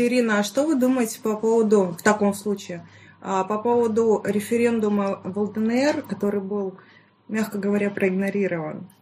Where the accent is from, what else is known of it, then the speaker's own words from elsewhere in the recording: Stavropol, Stavropol Krai, Russia; Я вообще из Ставропольского края, город Ставрополь